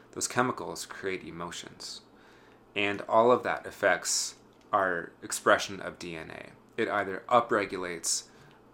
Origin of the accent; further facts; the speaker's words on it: Wyoming, United States; my hometown in Wyoming